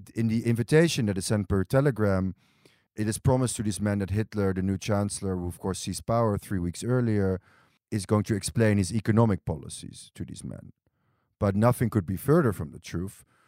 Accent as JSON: {"language": "English", "town": "Amsterdam", "region": "North Holland", "country": "Netherlands", "tie": "born or raised there", "also_born_or_lived": "Berlin / New York", "moved": "as an adult", "lives_now": "Tel Aviv, Israel", "said": "I was born and raised in Amsterdam"}